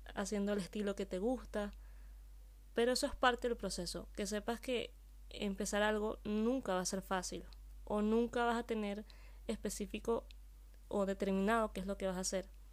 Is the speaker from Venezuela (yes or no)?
yes; Venezuela; moved away as an adult; now in Spain; Yo soy venezolana y hace tres años vivo aquí en España.